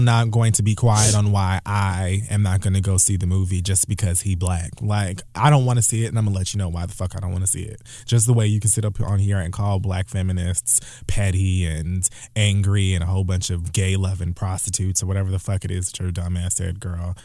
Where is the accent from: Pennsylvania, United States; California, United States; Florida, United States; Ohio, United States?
Florida, United States; Miami; moved away; my hometown of Miami, Florida